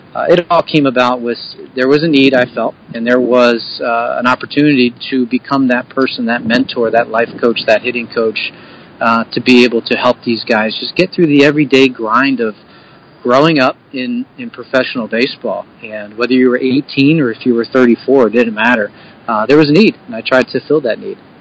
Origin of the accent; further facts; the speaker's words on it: Bucks County, Pennsylvania, United States; I'm from Bucks County originally, uh, from uh, and we live in Yardley, so we don't live too far away